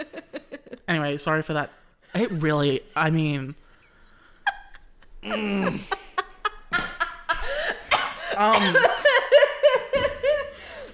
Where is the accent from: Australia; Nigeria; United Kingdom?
Australia; accent: Australian